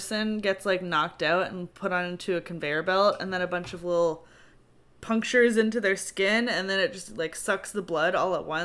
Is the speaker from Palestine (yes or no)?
no; Canada; I'm Canadian!